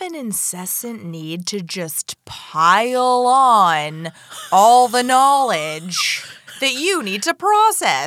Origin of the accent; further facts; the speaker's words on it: Florida, United States; I'm from Florida